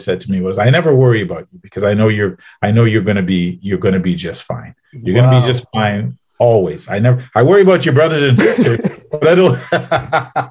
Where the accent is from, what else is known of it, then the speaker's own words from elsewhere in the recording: Trinidad & Tobago; also born or lived in Baton Rouge, United States / Austin, Texas, United States; now in Ottawa, Canada; Trinidad and Tobago and the south part of the island.